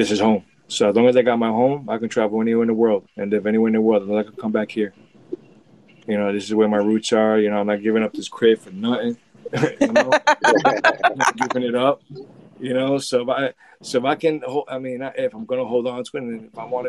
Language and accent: English; New York City, New York, United States; I grew up in the 80s with it, but it definitely was a battle zone